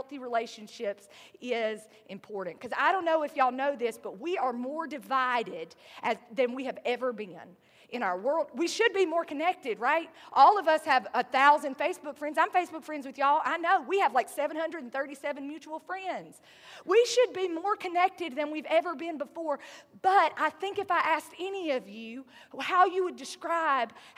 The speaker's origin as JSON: {"language": "English", "region": "the South", "country": "United States", "accent": "southern", "said": "My southern accent"}